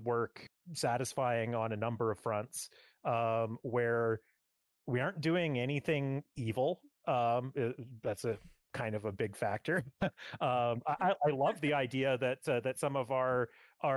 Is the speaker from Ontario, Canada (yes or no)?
no; Edmonton, Alberta, Canada; moved away as an adult; now in Vancouver, Canada; I grew up in the Edmonton area